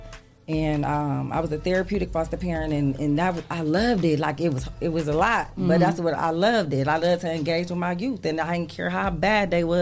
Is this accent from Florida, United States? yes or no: no; Toledo, Ohio, United States; born and raised in Toledo